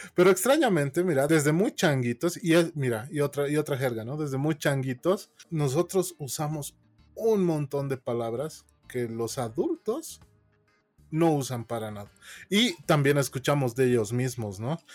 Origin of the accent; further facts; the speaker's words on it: La Paz, Bolivia; accent: paceño; yo soy morenito, yo a mí se me nota paseño de aquí